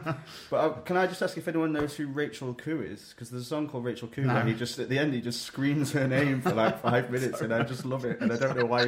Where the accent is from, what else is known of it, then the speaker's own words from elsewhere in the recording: United Kingdom; a very British album that doesn't make me cringe at the thought of being British as well.